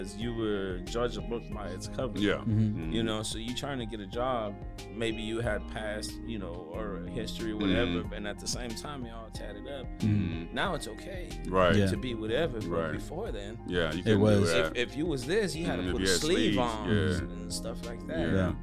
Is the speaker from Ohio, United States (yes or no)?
no; La Grulla, Texas, United States; growing up in La Grilla, right there, and now we're all in the same area.